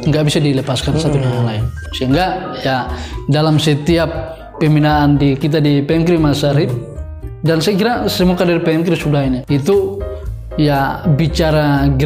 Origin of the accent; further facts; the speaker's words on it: Indonesia; Tapi di lain sisi bahwa kita lahir dan kita tumbuh di negara Indonesia.